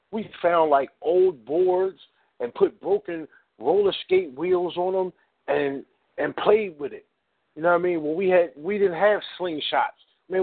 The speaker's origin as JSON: {"language": "English", "town": "Philadelphia", "region": "Pennsylvania", "country": "United States", "tie": "born or raised there", "said": "I grew up in North Philly"}